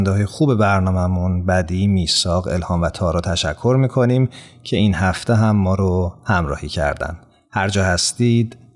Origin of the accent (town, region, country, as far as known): Iran